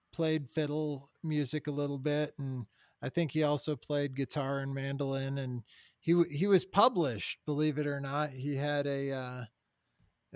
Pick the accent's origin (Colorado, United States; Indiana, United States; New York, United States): Colorado, United States; I grew up here in Colorado